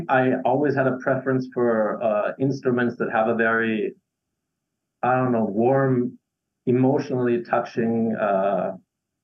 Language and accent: English; Graz, Styria, Austria; first language English; moved away as an adult; now in Vienna, Austria; I'm from Graz, the second largest city in Austria, capital of Styria.